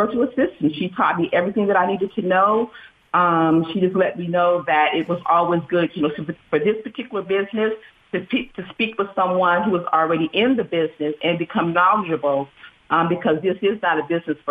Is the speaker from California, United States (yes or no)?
yes; Vail, California, United States; I grew up in Vail, California